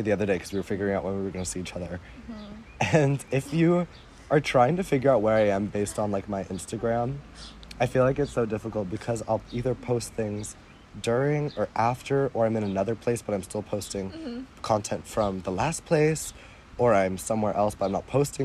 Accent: Evanston, Illinois, United States; first language English; moved away; my hometown is Evanston, Illinois

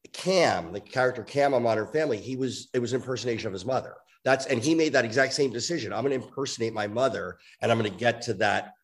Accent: New York, United States; I grew up in New York

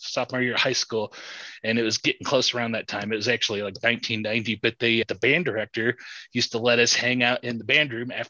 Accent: near South Bend, Northern Indiana, United States; now in central Indiana, United States; I grew up in Northern Indiana by South Bend

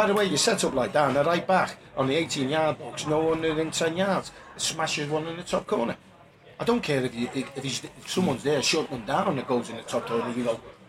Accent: Huyton, North West England, United Kingdom; And I'm proud, you know, that I was brought up from Highton.

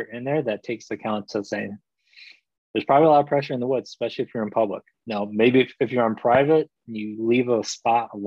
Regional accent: Michigan, United States; born or raised there; also born or lived in Korea

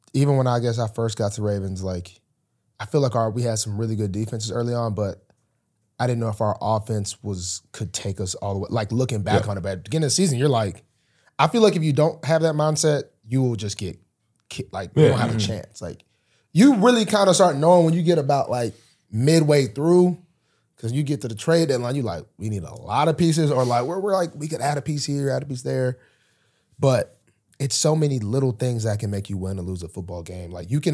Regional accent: Alabama, United States; I've obviously was growing up in Alabama

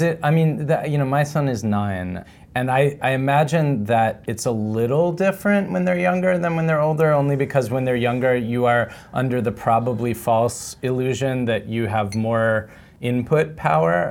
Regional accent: East Coast, United States; I'm from the East Coast

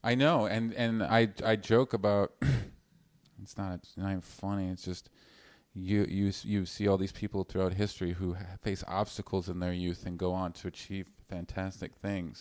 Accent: Vancouver, British Columbia, Canada; I'm from British, I'm from Vancouver.

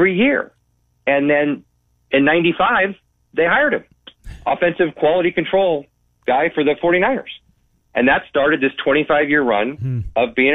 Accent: Bay Area, California, United States; also born or lived in St. Louis; I'm from the Bay Area.

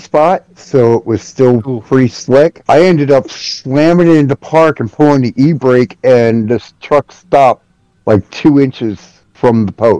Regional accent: Philadelphia, Pennsylvania, United States; now in North Carolina, United States; I'm from Philly, so trust me, I know.

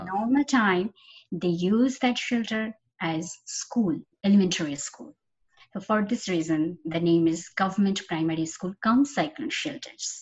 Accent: Khulna, Khulna Division, Bangladesh; moved away as an adult; I was born and brought up in Khulna, Bangladesh, and my school, college, university was all there

